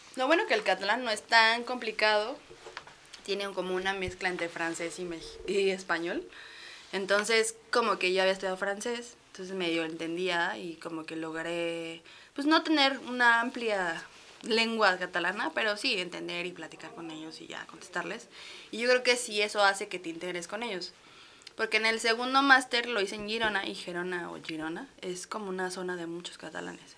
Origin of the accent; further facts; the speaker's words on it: Mexico; also born or lived in Barcelona, Spain; ser mexicana y tener todas las o sea, todos los derechos y tener todas las posibilidades aquí